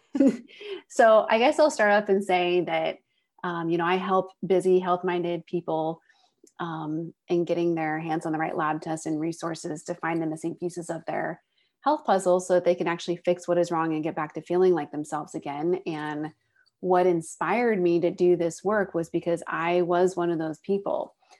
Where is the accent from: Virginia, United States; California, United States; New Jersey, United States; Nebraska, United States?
California, United States; Northern; also born or lived in San Diego; I grew up in Northern California, but moved to San Diego when I went to college